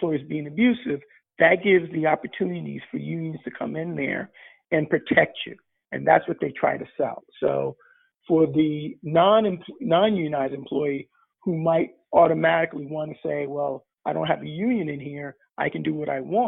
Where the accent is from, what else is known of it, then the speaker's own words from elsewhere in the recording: United States; I'm African American, and in the United States